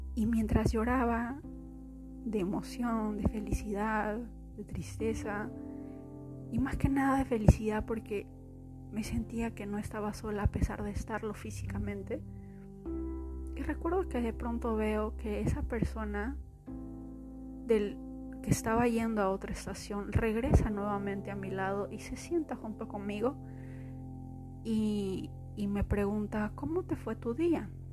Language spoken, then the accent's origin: Spanish; Peru; moved away as an adult; now in Austin, United States; ustedes saben que soy de Perú, vine aquí